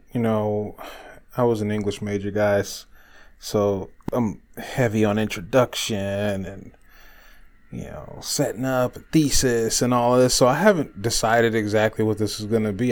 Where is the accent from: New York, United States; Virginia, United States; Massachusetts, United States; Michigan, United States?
Michigan, United States; Detroit; my hometown of Detroit, Michigan